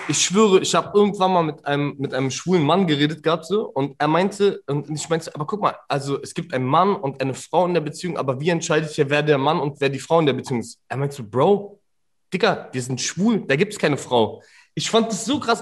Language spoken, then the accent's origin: German; Berlin, Germany; ich als als Berliner Ausländer